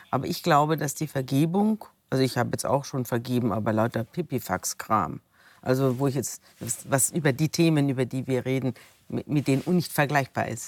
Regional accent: Germany; ich komme aus Deutschland.

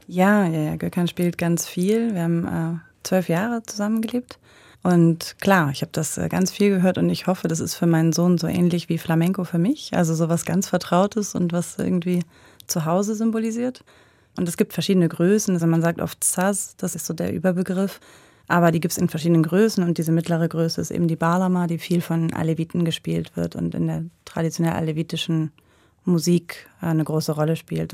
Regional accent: Buxtehude, Lower Saxony, Germany; moved away as an adult; now in Switzerland; in Buxtehude, wo ich aufgewachsen bin

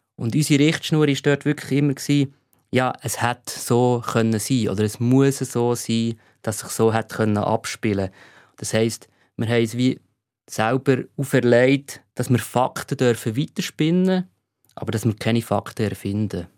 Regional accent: Davos, Graubünden, Switzerland; bei uns in Davos

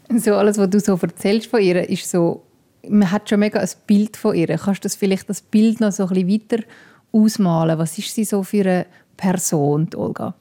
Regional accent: Switzerland; bei uns in der Schweiz

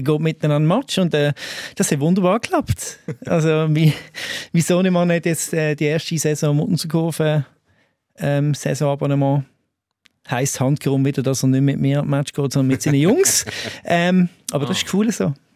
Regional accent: Allschwil, Basel-Landschaft, Switzerland; ich komme ja ursprünglich aus Allschwil.

